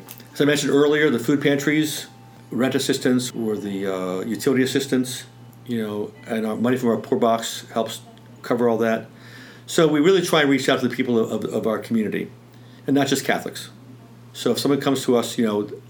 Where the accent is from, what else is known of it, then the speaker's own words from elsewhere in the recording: Bel Air, Maryland, United States; moved away as an adult; now in Western Maryland, United States; even though I grew up in the Baltimore area, mainly Bel Air, Harford County, this is my home